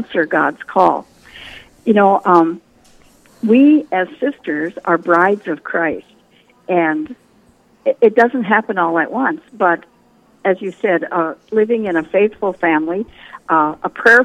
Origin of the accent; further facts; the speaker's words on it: western North Dakota, United States; I grew up in North Dakota on a small farm and ranch out in western North Dakota